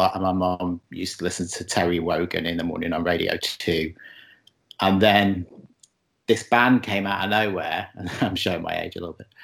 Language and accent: English; Chester, North West England, United Kingdom; moved away as an adult; now in Montreal, Canada; I'm from Chester, which is not far from Liverpool